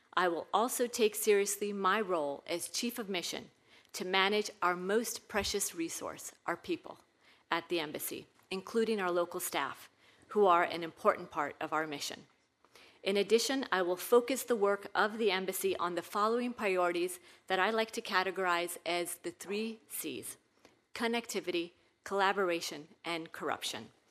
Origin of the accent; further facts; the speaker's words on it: Minot, North Dakota, United States; growing up in Minot, North Dakota